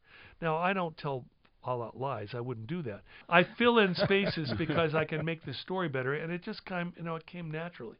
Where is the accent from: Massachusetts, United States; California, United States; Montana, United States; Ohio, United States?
California, United States; Santa Barbara; I was raised in Santa Barbara